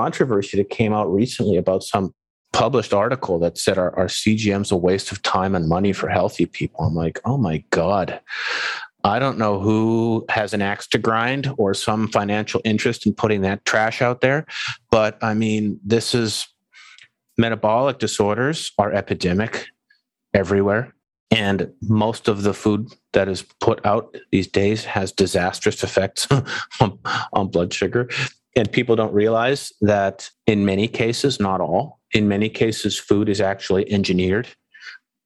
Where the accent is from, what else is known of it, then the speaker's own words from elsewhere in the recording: Canada; moved away; I'm from Canada. I go home to visit.